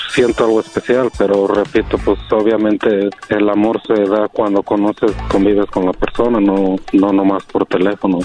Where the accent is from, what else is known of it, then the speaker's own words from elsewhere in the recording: Guanajuato, Mexico; now in United States; yo soy de Guanajuato